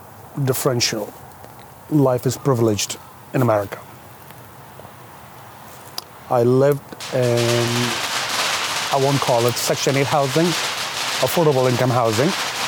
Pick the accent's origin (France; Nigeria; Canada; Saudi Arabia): Saudi Arabia; now in United States; But I came here from Saudi Arabia, very strict and very conservative culture, where you cannot do a lot of things.